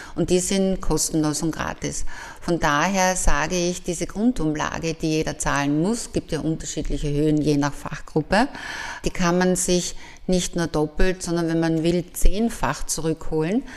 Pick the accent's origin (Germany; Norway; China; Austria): Austria; Graz, Styria; Ich durfte als Jugendliche am Fuße vom Kalvarienberg aufwachsen